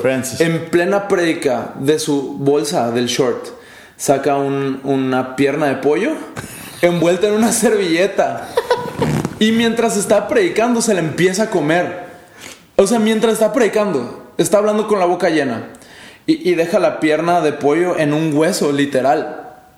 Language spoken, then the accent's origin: Spanish; Mexico; now in El Paso, United States; como ciudadano mexicano